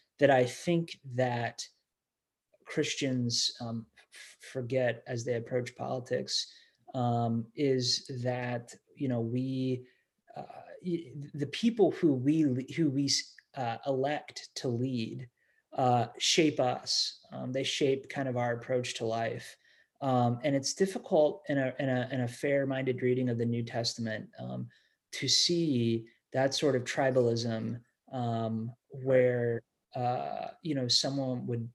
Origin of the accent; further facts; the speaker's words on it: Bellefontaine, Ohio, United States; now in Indiana, United States; growing up in Ohio